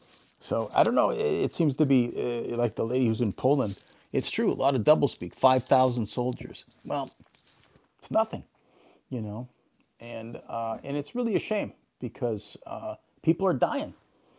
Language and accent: English; Canada; one of the things that I'm Canadian